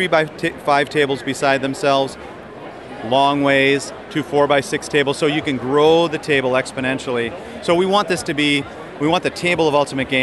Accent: Chicago, Illinois, United States; I'm from Chicago area

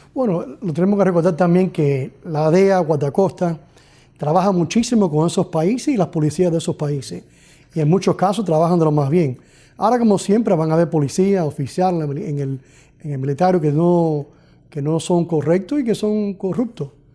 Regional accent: Miami, Florida, United States; aquí en Miami, donde yo nací aquí, los padres míos son cubanos, llegaron aquí en 1958

